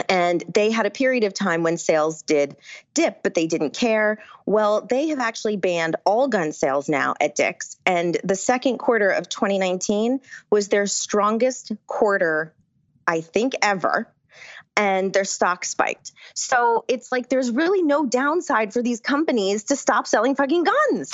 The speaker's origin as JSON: {"language": "English", "town": "Rhinebeck", "region": "New York", "country": "United States", "tie": "born or raised there", "said": "where I grew up in Rhinebeck"}